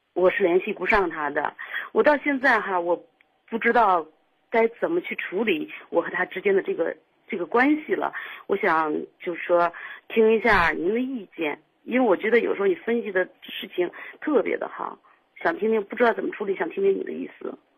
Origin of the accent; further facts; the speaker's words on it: Shijiazhuang, Hebei, China; 我是石家庄的